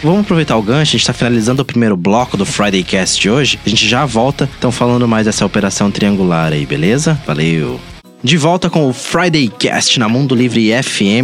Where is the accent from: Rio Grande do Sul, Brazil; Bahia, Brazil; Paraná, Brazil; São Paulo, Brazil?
Paraná, Brazil; Maringá; Nós somos de Maringá